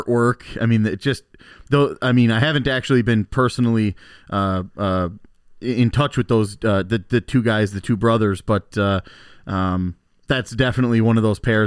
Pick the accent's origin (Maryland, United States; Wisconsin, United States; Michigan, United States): Wisconsin, United States; Muskego; our hometown brewery because we're from Muskego